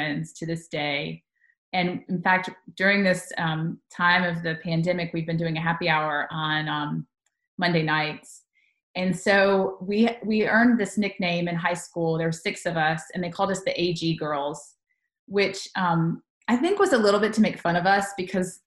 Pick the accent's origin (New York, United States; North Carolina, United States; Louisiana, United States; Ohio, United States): North Carolina, United States; Charlotte; also born or lived in Tuscaloosa, Alabama; now in Tennessee, United States; I grew up in North Carolina